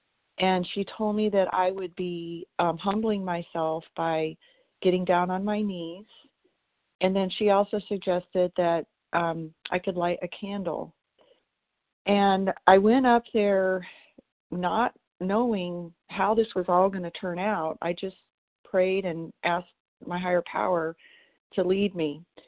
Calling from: Tennessee, United States; Today I'm calling you from Tennessee.

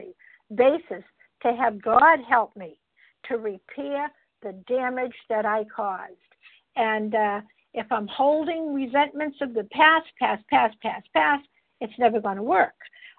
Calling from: Massachusetts, United States; I'm calling in from Massachusetts.

